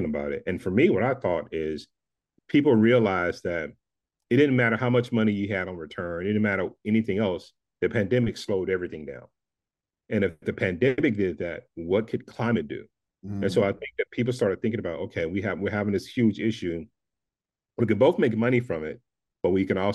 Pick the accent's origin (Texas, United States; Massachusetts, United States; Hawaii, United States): Texas, United States; Dallas; growing up in Dallas, Texas